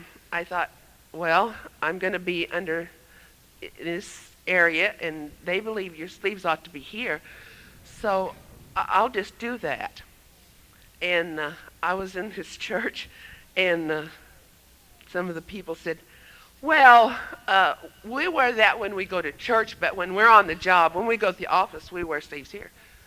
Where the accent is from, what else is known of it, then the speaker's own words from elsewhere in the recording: Michigan, United States; moved away; I remember when we came from Michigan, in 1955, we moved from Michigan to Tulsa, Oklahoma.